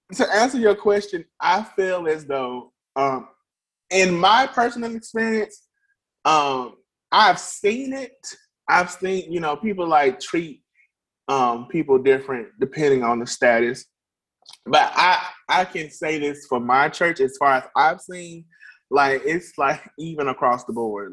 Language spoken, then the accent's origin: English; Birmingham, Alabama, United States; I'm a native of Birmingham, Alabama. Um, I've been here all my life